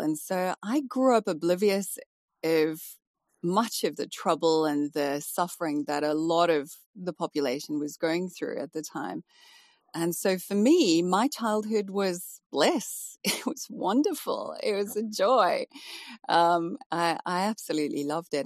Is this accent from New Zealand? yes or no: no; South Africa; moved away as an adult; also born or lived in Malaysia / Dubai / West Midlands; now in United Kingdom; coming from South Africa, even though I'm from an English family